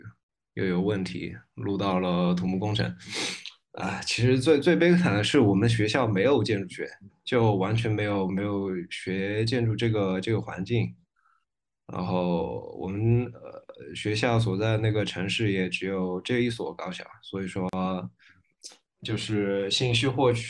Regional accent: Leshan, Sichuan, China; 我是我是乐山人。

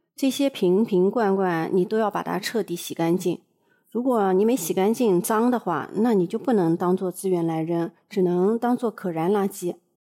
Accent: China; now in Japan; 我们中国人

